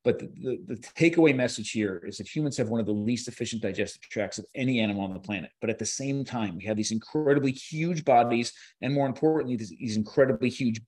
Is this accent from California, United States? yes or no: no; New Jersey, United States; So I grew up in New Jersey, right by the shore.